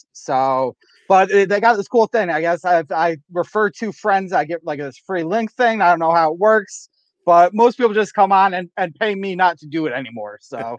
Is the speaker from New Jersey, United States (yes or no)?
no; Connecticut, United States; accent: southeastern Connecticut; You know how southeastern Connecticut is. We got weird accents. We pick up Long Island, Rhode Island, Boston, New York.